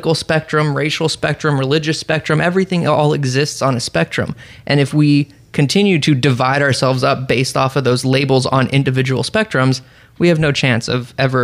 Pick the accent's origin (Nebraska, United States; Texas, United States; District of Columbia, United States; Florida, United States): Florida, United States; growing up in Florida in high school